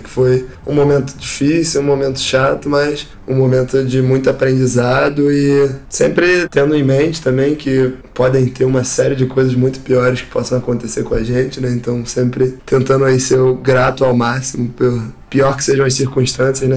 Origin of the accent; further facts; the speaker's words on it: Rio de Janeiro, Brazil; sou carioca, nascido e criado aqui no Rio de Janeiro